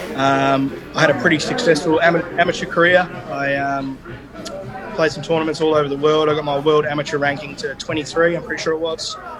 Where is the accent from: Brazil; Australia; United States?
Australia; Perth, Western Australia; I was born in Perth, Western Australia.